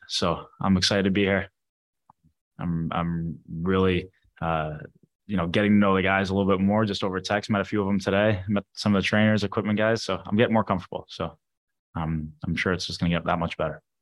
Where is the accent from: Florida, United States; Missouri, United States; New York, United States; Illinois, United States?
Missouri, United States; St. Louis; moved away; also born or lived in Arizona; I was born in Arizona. I grew up in Saint Louis